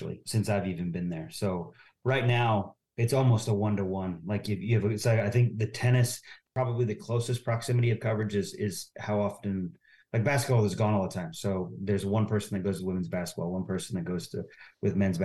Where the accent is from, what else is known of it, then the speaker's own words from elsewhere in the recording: Northwest Ohio, United States; moved away as an adult; also born or lived in Upland, Indiana / Lynchburg, Virginia; I'm from Northwest Ohio